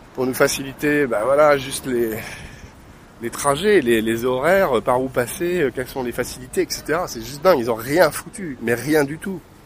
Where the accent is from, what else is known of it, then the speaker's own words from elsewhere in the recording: France; je suis français